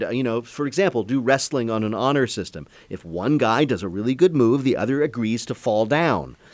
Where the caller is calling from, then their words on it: Rochester, Minnesota, United States; Hi, this is … I'm calling from Rochester, Minnesota.